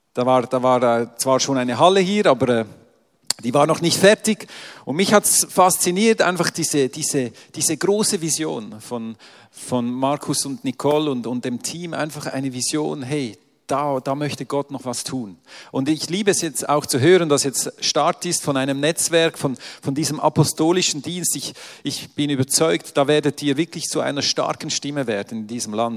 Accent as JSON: {"language": "German", "country": "Switzerland", "said": "ich komme ja aus der Schweiz"}